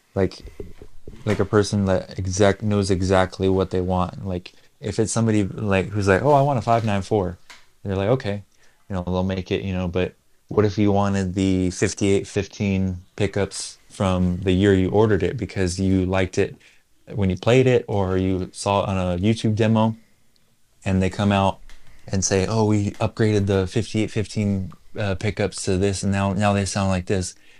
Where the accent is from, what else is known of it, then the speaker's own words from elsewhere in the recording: United States; where we're from, well, we're, we're from America